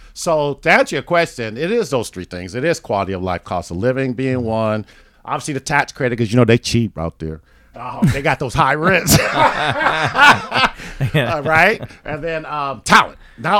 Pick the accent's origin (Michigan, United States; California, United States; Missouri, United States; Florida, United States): California, United States; Los Angeles; I'm an L.A. boy.